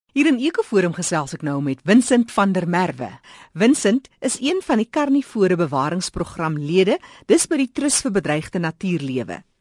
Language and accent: Afrikaans; South Africa; ons is so lief as Suid-Afrikaners